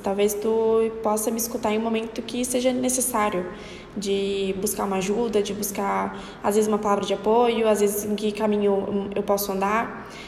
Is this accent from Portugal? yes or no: no; Florianópolis, Santa Catarina, Brazil; Eu sou daqui de Florianópolis, Santa Catarina